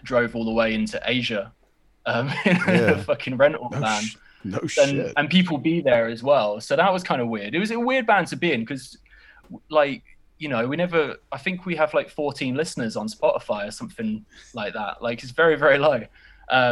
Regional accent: United Kingdom; I'm British

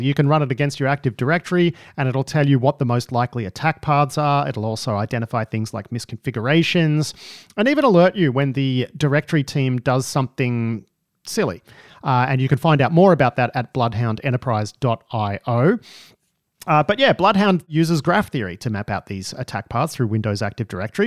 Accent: Melbourne, Victoria, Australia; I grew up in Melbourne

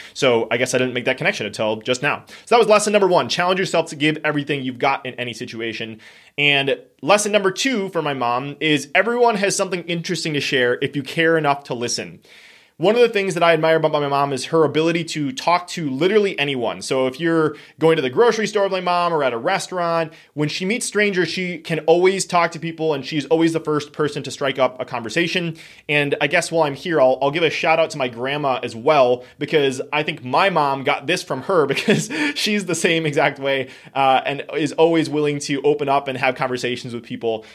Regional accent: Wisconsin, United States; we are from Wisconsin

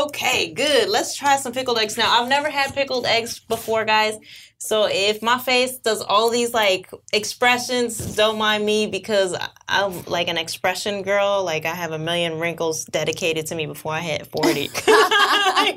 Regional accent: New York, United States; I'm from New York

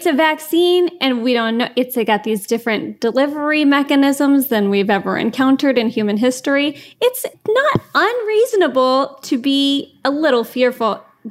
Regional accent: Texas, United States; I'm from Texas

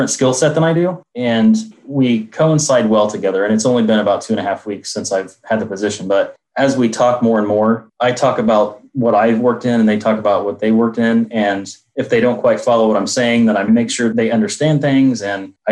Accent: Indianapolis, Indiana, United States; I'm from Indianapolis, Indiana

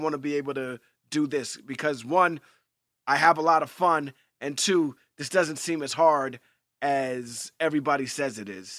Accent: New York, United States; I grew up in Hell's Kitchen, New York, and on 42nd between 9th and 10th Avenue

